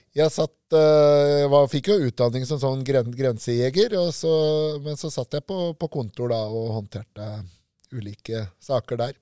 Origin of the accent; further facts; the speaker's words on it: Lillehammer, Innlandet, Norway; Jeg vokste opp sjøl på Lillehammer, i Søre Ål på Lillehammer